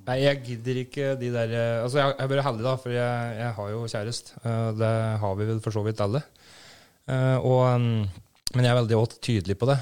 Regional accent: Brumunddal, Innlandet, Norway; Jeg er født og oppvokst i Brumunddal.

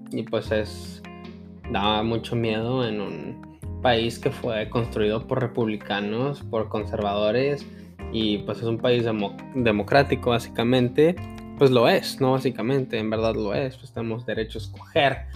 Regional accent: Mexico; Es como los mexicanos. muchos sabemos que no salieron a votar o que se sintieron intimidados y votaron por AMLO

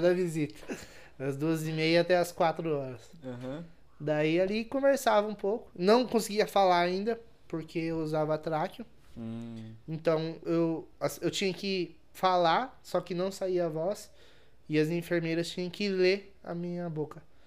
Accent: interior of São Paulo, Brazil; Sou interior de São Paulo, né? São Paulo é capital.

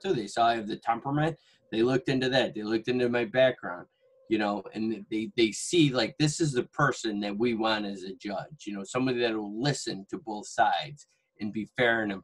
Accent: Syracuse, New York, United States; I'm born and raised in Syracuse

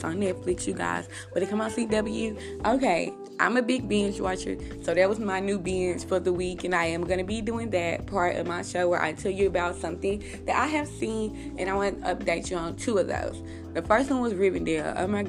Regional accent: United States; When I go outside, I'm American.

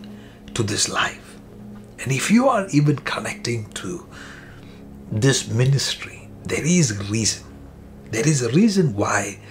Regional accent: India; moved away as an adult; now in Canada; I'm coming from India

